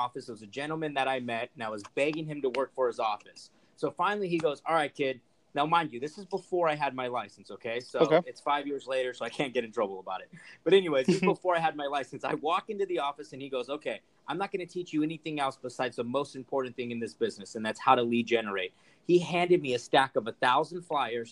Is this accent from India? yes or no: no; Rancho Cucamonga, California, United States; also born or lived in Los Angeles / Fontana; now in Orange County, United States; I actually grew up in Rancho Cucamonga, California